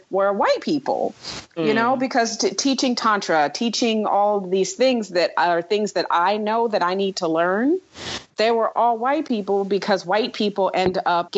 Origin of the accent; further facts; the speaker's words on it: New York, United States; moved away; also born or lived in the Southern United States; we grew up in a Black community in New York mm-hmm. before I had to move to the South